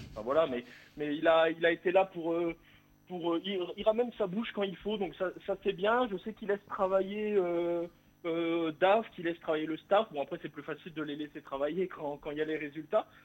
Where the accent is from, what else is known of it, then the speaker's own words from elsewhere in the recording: Bourgogne-Franche-Comté, France; moved away; also born or lived in Toulouse; Je suis redevenu, à, redevenu franc-comtois depuis peu